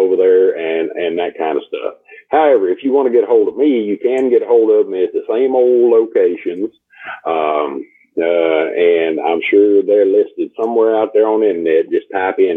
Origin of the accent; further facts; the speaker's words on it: Texas, United States; I'm from Texas